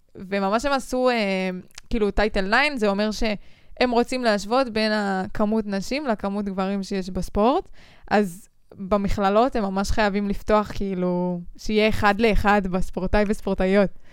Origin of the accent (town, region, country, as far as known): Israel